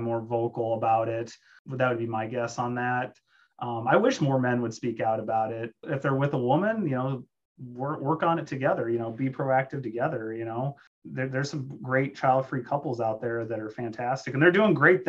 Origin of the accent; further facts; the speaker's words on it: South Dakota, United States; I'm from South Dakota and it's a pro-life state